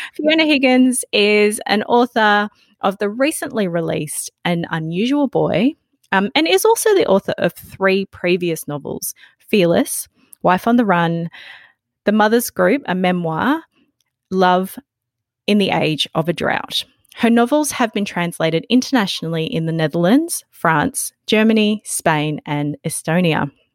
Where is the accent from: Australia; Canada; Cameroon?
Australia; growing growing up in Australia